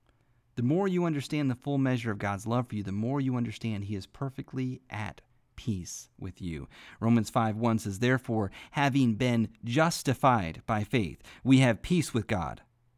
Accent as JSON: {"language": "English", "region": "Midwest", "country": "United States", "tie": "born or raised there", "said": "I remember growing up in church hearing the preachers preach, and I grew up in the Midwest, and we had tent revivals all the time"}